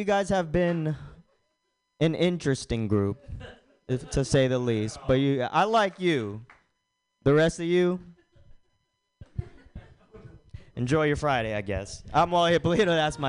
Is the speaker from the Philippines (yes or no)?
yes; Philippines; the only time I don't really get flack about being Filipino is when I have glasses on